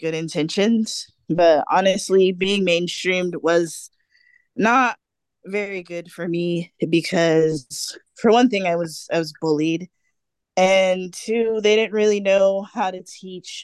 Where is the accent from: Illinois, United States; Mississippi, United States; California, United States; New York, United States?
California, United States; Fontana; I was born in Fontana, California